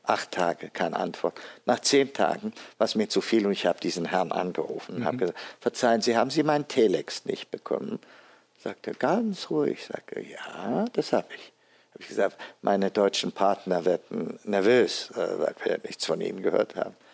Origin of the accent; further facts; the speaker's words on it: Addis Ababa, Ethiopia; moved away as an adult; also born or lived in Tübingen, Germany / Cambridge, England / Düsseldorf, Germany; now in Frankfurt, Germany; wurde am 31. Oktober 1948 in Addis Abeba, Äthiopien. Geboren also am Reformationstag. Mit sechs Jahren haben meine Eltern mich auf die deutsche Schule in Addis Abeba geschickt, wo ich dann zwölf Jahre später als einer der ersten Äthiopier das Abitur gemacht habe